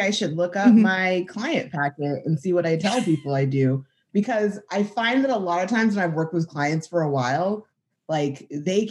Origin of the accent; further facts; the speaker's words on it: Southern California, United States; moved away as an adult; also born or lived in San Diego; now in Tulsa, United States; I grew up in Southern California, so that'll always have a big piece of me